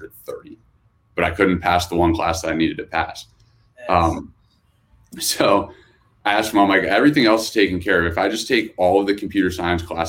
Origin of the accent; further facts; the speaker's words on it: Hershey, Pennsylvania, United States; I grew up in Hershey, Pennsylvania. So small town in the middle of PA